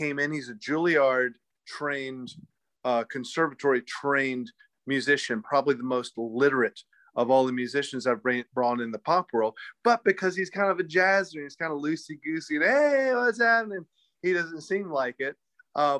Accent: Winston-Salem, North Carolina, United States; also born or lived in New York; when I was a kid and growing up in North Carolina

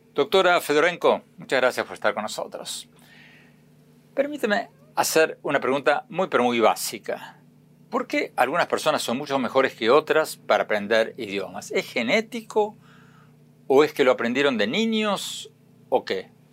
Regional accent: Argentina; moved away as an adult; now in United States; yo nací y me crié en Argentina

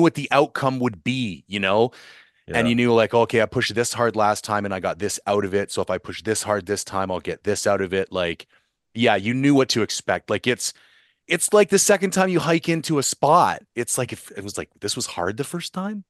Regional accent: Ontario, Canada; I grew up in Ontario

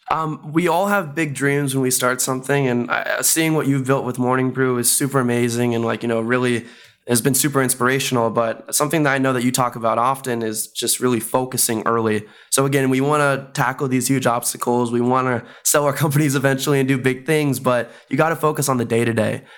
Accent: Bay Area, California, United States; moved away as an adult; also born or lived in Chicago; I'm originally from the Bay Area, went to school in Chicago

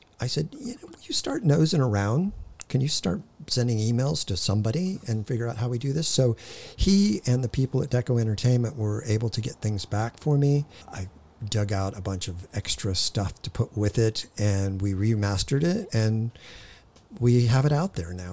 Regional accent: Hawthorne, California, United States; I was born in Hawthorne. I'd still call that L.A.

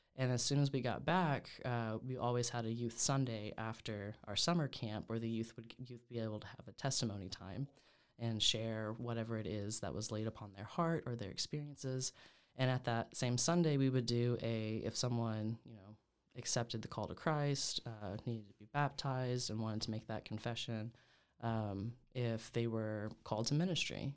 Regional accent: Oklahoma, United States; born and raised in Oklahoma

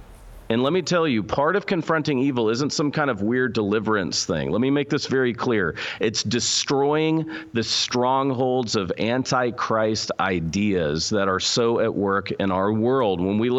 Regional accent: Texas, United States; I say y'all because I'm from Texas, where God is a second home.

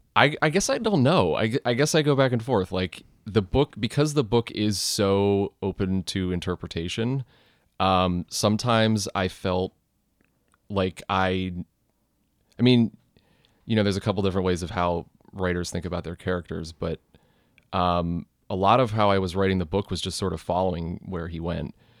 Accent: Ohio, United States; moved away as an adult; now in New York, United States; I'm from Ohio originally

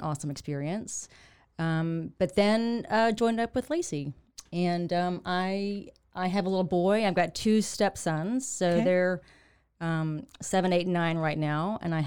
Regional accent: Waco, Texas, United States; also born or lived in Fort Worth / New York; a Waco native

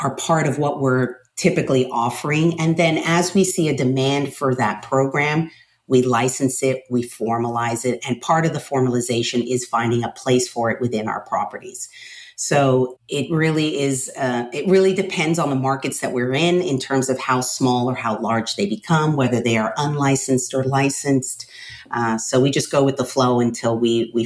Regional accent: Miami, Florida, United States; moved away; I am originally from Miami

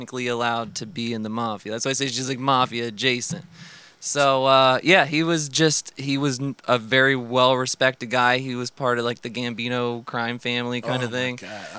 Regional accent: New Jersey, United States; I'm from Jersey

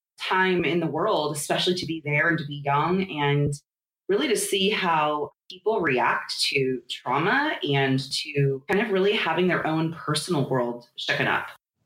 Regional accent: North Orange County, Southern California, United States; moved away as an adult; also born or lived in Fort Worth, Texas; I grew up in Southern California in a small city in North Orange County. And as the oldest child

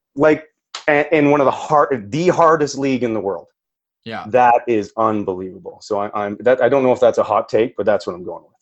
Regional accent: Perth, Ontario, Canada; moved away as an adult; now in Alberta, Canada; I grew up actually in Perth, Ontario.

